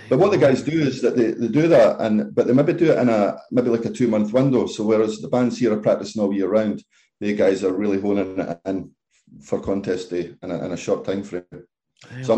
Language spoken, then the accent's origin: English; Kirkcaldy, Scotland, United Kingdom; I'm from Kirkcaldy, so it was a chance to come back to Fife